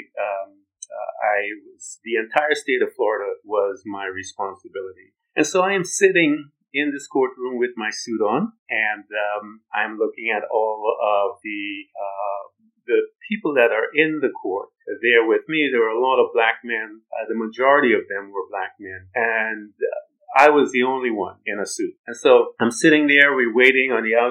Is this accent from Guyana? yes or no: yes; Guyana; moved away; also born or lived in United States; I'm a black man. I'm from British Guiana.